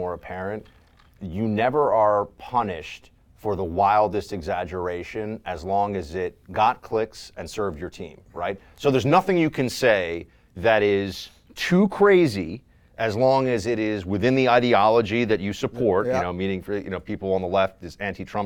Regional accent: New York City, New York, United States; I was told as a kid growing up in New York City by my school

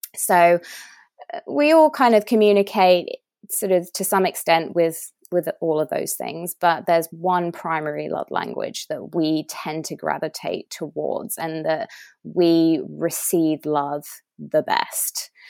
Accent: England, United Kingdom; moved away as an adult; now in United States; I'm English

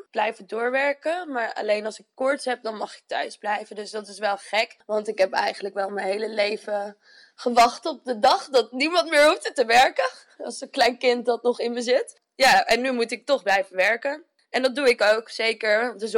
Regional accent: Arnhem, Gelderland, Netherlands; Ik ben 26 eh, jaar. Ik ben een geboren en getogen Arnhemmer.

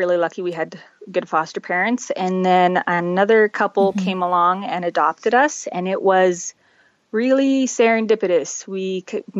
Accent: Calgary, Alberta, Canada; also born or lived in Czech Republic / Montreal; now in Red Deer, Canada; we lived in Montreal till I was 5 and then moved out to towards Calgary. And we're out, I've pretty much raised out there.

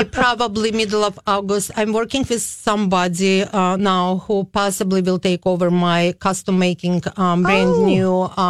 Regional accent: Kyiv, Ukraine; now in St. Paul, United States; I came in 88 from Kiev. It is formal Soviet Union, Ukrainian Republic.

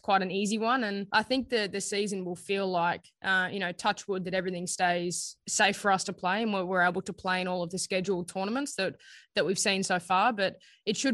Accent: Australia; as an Aussie, I feel like a lot of us are early risers, particularly in Brisbane

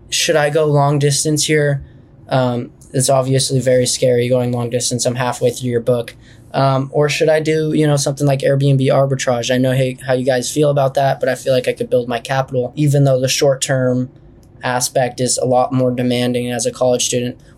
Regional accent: Los Angeles, California, United States; I'm from Los Angeles, California. I'm 19 years old

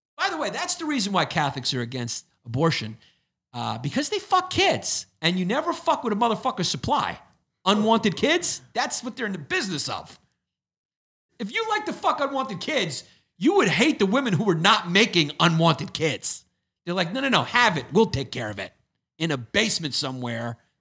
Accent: New York City, New York, United States; I grew up in Brooklyn.

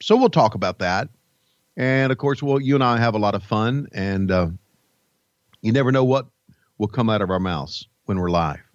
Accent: United States; growing up in the Virginias

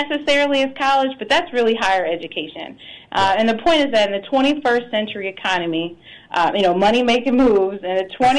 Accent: Washington, District of Columbia, United States; I'm from Washington, D.C.

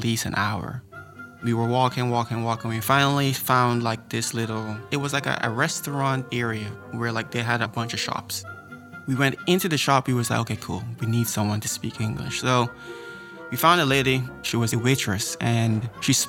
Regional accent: New York, United States; I'm from New York

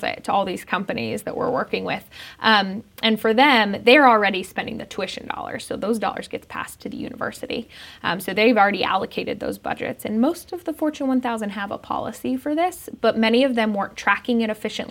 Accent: Denver, Colorado, United States; I grew up in Denver

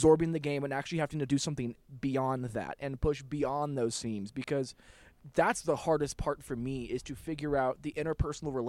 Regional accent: Los Angeles, California, United States; now in Denver, United States; I grew up in Los Angeles.

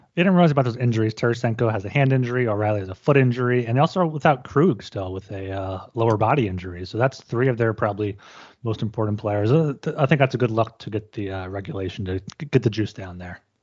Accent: United States; as an American

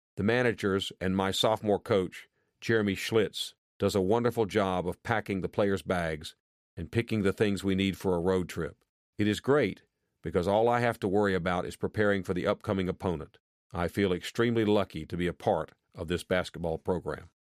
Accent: Madison, Wisconsin, United States; I grew up in Madison and went to Madison schools.

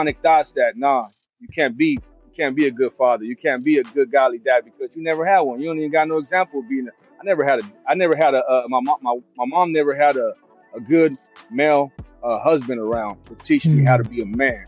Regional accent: West Coast, United States; I'm from the West Coast

